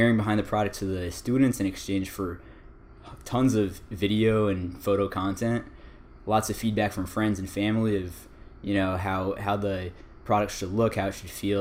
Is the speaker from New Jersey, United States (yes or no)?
yes; West Orange, New Jersey, United States; moved away as an adult; also born or lived in Hawaii; now in California, United States; I grew up in West Orange, New Jersey, which is a typical suburban town in New Jersey